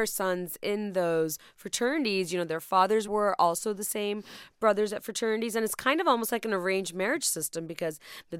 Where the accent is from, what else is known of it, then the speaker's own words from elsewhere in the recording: Dhaka, Dhaka Division, Bangladesh; moved away; I'm from Dhaka